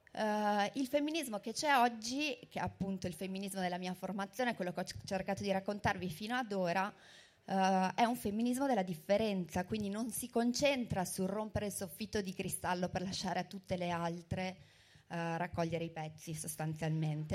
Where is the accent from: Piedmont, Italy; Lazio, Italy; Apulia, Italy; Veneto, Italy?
Veneto, Italy; Verona; io sono di Verona